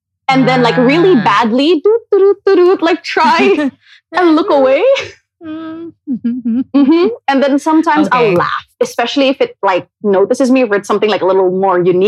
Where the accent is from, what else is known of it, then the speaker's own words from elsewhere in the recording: Cebu City, Central Visayas, Philippines; moved away as an adult; also born or lived in Manila; So I grew up in Cebu. I moved to Manila when I was 18